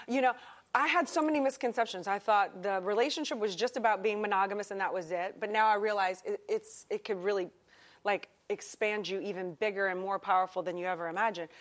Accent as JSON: {"language": "English", "town": "New Orleans", "region": "Louisiana", "country": "United States", "tie": "born or raised there", "also_born_or_lived": "Madrid, Spain", "moved": "yes", "lives_now": "Miami, United States", "said": "I grew up in New Orleans, Louisiana"}